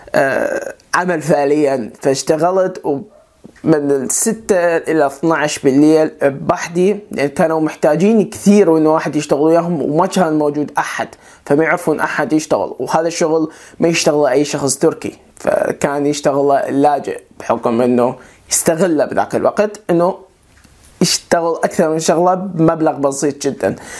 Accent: Iraq; moved away as an adult; also born or lived in Turkey / Germany; أنا عراقي الجنسية

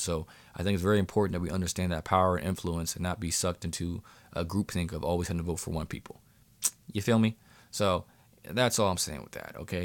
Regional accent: Pennsylvania, United States; here in my home state of Pennsylvania

